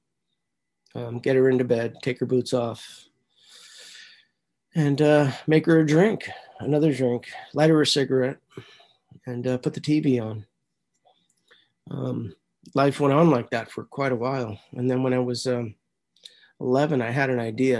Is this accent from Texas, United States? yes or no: no; San Francisco, California, United States; I was born in San Francisco in 1963, St. Joseph's Hospital.